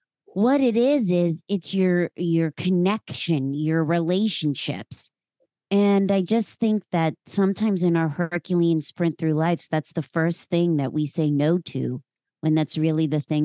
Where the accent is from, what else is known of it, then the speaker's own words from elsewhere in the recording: Pennsylvania, United States; now in Philadelphia, United States; A girl born and raised, very small town. And then I moved to Philadelphia, oh gosh, about 20 years ago.